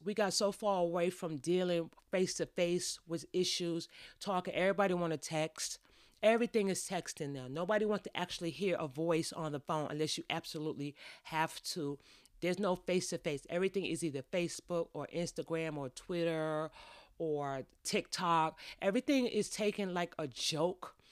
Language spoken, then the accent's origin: English; New York, United States; I grew up in New York